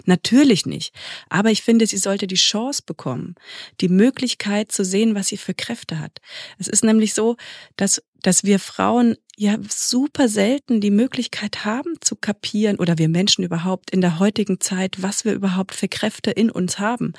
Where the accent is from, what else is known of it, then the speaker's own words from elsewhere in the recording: Germany; hier bei uns in Deutschland